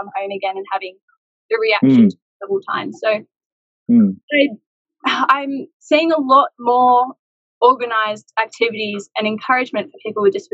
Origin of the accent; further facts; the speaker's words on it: Central Coast, New South Wales, Australia; My family, growing up on the Central Coast, everything was very much water-focused.